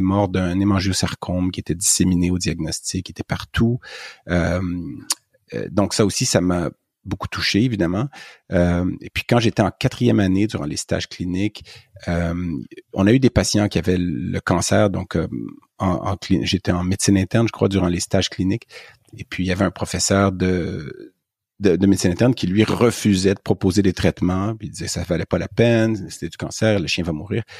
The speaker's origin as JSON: {"language": "French", "town": "Montreal", "region": "Quebec", "country": "Canada", "tie": "born or raised there", "accent": "Québécois", "said": "je suis né tout près de Montréal ou en banlieue"}